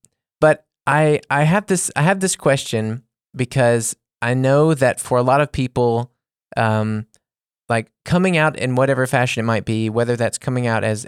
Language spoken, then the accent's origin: English; Mississippi, Louisiana, the South, United States; moved away as an adult; now in Munich, Germany; we're from the South, like we were born in Mississippi and then we lived in Louisiana